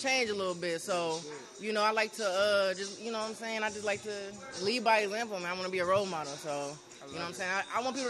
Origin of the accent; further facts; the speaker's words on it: Oberlin, Ohio, United States; now in Lorain, United States; I'm from Oberlin, Ohio